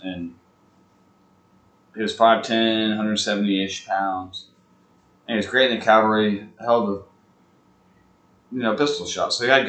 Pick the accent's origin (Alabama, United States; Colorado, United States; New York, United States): Alabama, United States; Huntsville; I'm one of the few born and raised in Huntsville.